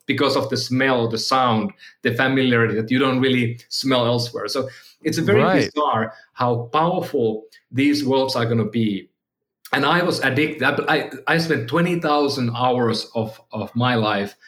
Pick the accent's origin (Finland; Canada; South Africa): Finland; moved away as an adult; now in San Francisco, United States; when we came, you know, we had movers coming to our house in Finland